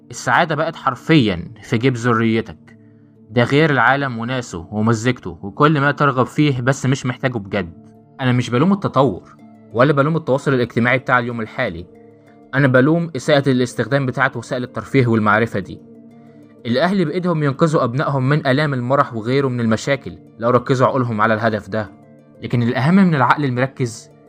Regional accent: Egypt; القيم بتاعتنا كمصريين لنا حس العشم والمودة المميزة بتاعتنا

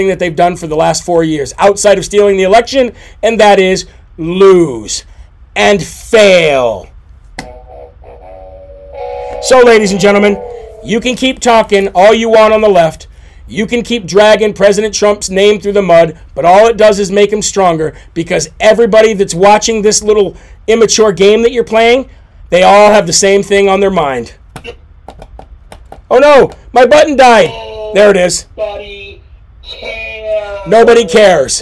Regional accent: United States; We're the American public.

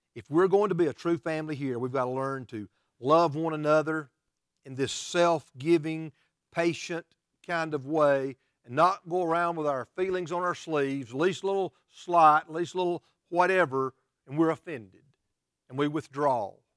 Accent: United States; we as American Christians

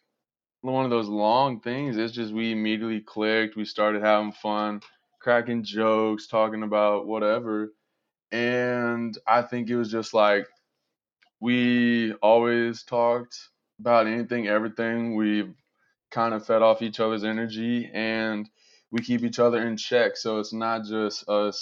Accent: Georgia, United States; So I was born and raised here in Georgia

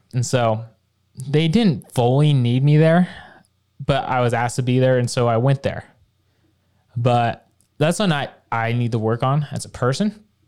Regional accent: Bountiful, Utah, United States; from growing up in Bountiful

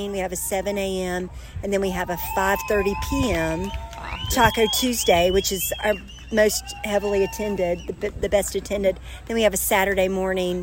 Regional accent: Beaufort, North Carolina, United States; from Beaufort, North Carolina

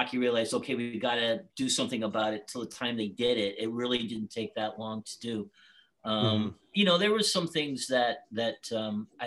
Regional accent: Boston, Massachusetts, United States; moved away; I grew up with Dad in Boston

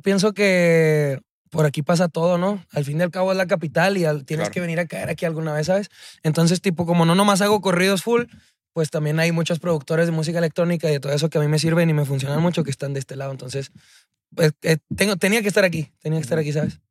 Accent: Chihuahua, Mexico; moved away as an adult; now in Mexico City, Mexico; yo soy de Chihuahua, o sea, soy, soy originario de Chihuahua

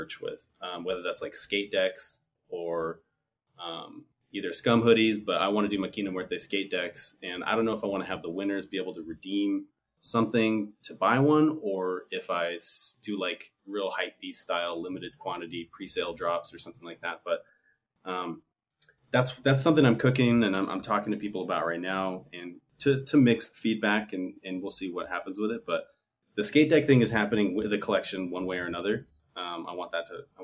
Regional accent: United States; also born or lived in Southwest United States; I'm Mexican American. I grew up in the United States, obviously.

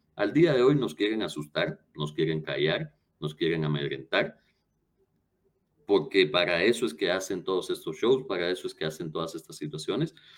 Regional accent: Guatemala; hemos ganado como guatemaltecos

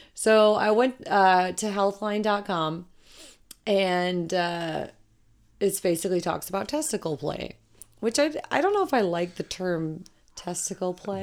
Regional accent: Colorado, United States; I'm from Colorado, or was raised in Colorado

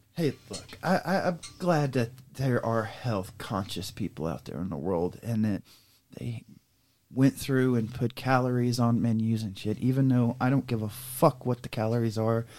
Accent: Everglades, Florida, United States; moved away; also born or lived in Pearl, Mississippi; growing up in the Everglades

